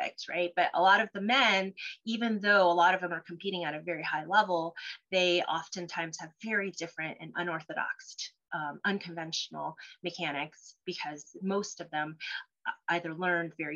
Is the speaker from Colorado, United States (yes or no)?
yes; Colorado, United States; first language Cantonese; English is a second language; also born or lived in Cholon, Vietnam; I'm a Colorado native. I consider myself a native. I've been here since I was three